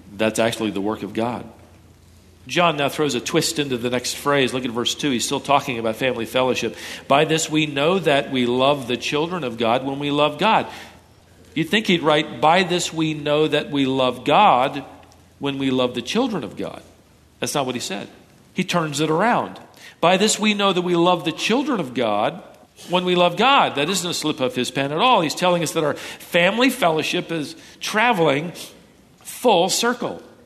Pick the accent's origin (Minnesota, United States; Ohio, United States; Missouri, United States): Minnesota, United States; moved away; I was born in Minnesota